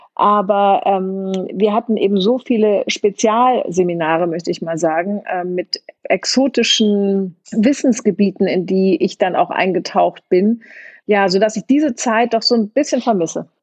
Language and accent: German; Hamburg, Germany; also born or lived in Kiel; ich bin in Hamburg, äh, am Hamburger Stadtrand aufgewachsen. Ich bin in Kiel geboren, weil meine Mutter da studiert hat